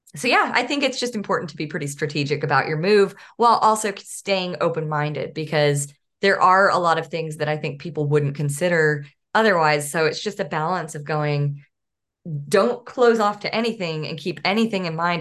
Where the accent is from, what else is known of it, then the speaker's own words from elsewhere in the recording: Northeast Texas, United States; also born or lived in San Diego; now in Arkansas, United States; I grew up in East Texas and really wanted to live closer to where my parents live. I should say Northeast Texas